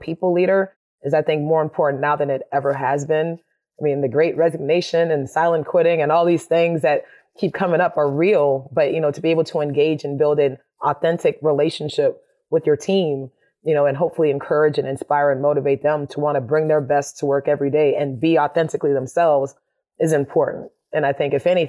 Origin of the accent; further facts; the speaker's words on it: Miami, Florida, United States; moved away as an adult; also born or lived in Winston-Salem, North Carolina; growing up in Miami, you know, in the 80s, I was the quirky art girl